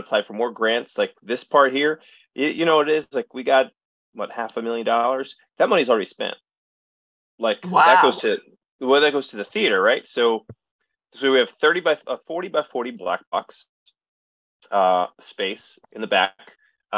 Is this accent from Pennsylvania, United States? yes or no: yes; Allentown, Pennsylvania, United States; moved away; my hometown of Allentown, Pennsylvania is also the hometown of a college named Muhlenberg College.